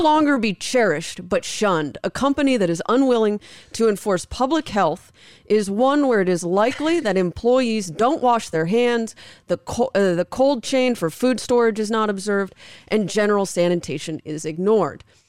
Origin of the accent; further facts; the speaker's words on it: Southern California, United States; now in Las Vegas, United States; growing up in Southern California